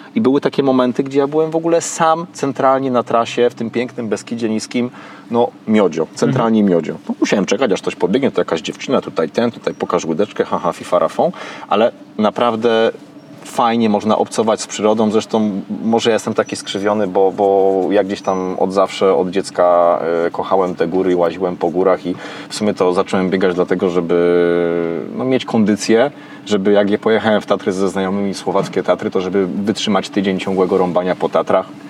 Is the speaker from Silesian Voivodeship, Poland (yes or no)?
no; Kraków, Lesser Poland, Poland; u mnie w rodzinnym Krakowie